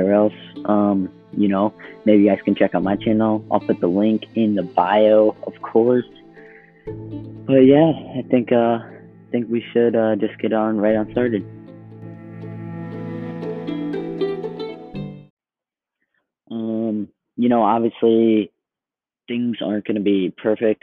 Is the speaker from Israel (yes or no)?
no; Iowa, United States; I'm from Iowa